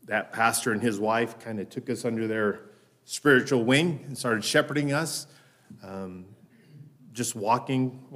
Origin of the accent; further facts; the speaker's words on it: Denver, Colorado, United States; My wife and I were both born and raised in Denver